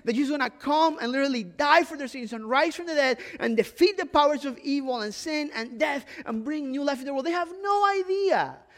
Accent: Ecuador; moved away; it's part of like an immigrant experience. I'm from Ecuador

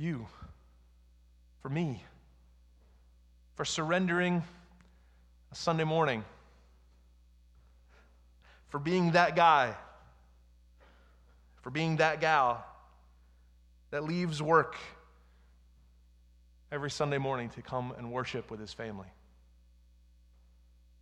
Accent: United States; who we are as American Christians

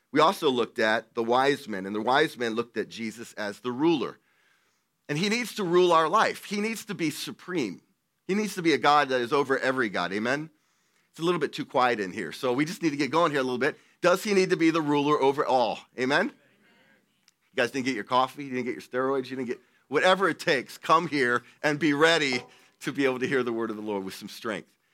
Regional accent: Delaware, United States; moved away as an adult; also born or lived in Virginia / New England; I'm from Delaware. I was raised in Delaware

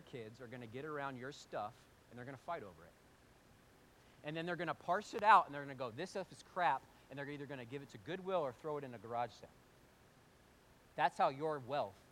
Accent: United States; we're American

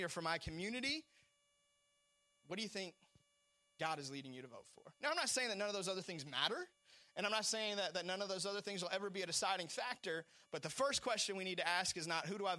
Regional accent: United States; I was born in America

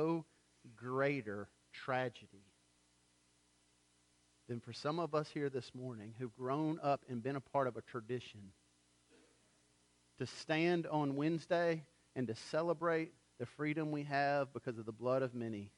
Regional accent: United States

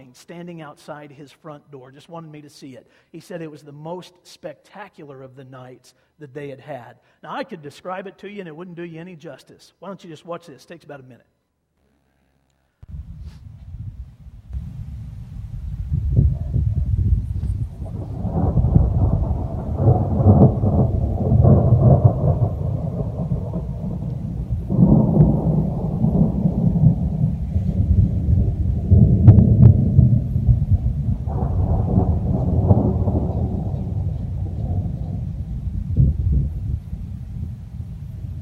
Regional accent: Kansas, United States; moved away; grew up in Kansas

